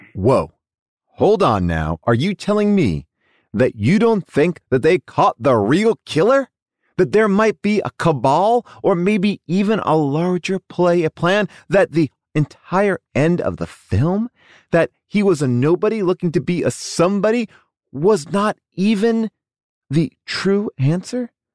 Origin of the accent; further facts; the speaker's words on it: New York, United States; now in Los Angeles, United States; I grew up on the East Coast. I had an above-the-ground pool. We were not wealthy. Um, and we loved that above the ground pool. We lived in New York